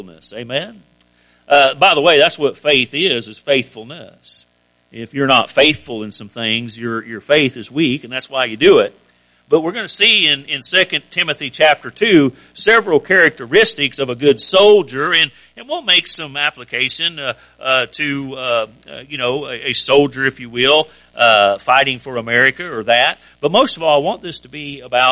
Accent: United States; I'm an American, but I'm a Christian first

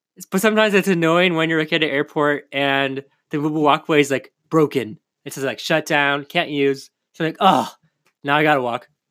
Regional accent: California, United States; also born or lived in Oak Park, Illinois; California, my home state.

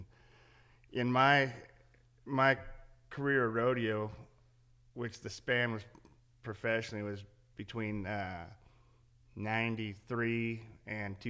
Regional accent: Central Coast of California, United States; I grew up on the Central Coast of California

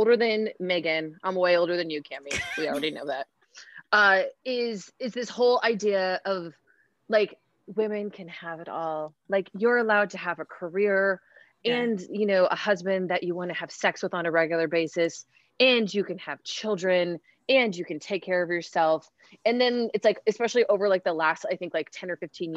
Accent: Seattle, Washington, United States; I grew up in Seattle, Washington.

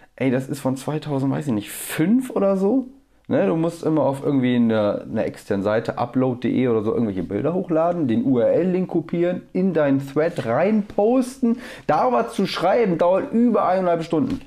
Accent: Bremerhaven, Bremen, Germany; moved away; also born or lived in Wangen; wir haben Bremerhaven, wo ich herkomme

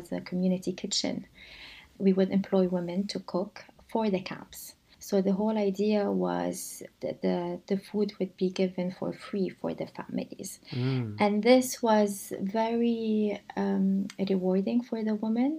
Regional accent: Lebanon; moved away; I grew up in Lebanon, I grew up in a country that was torn by war.

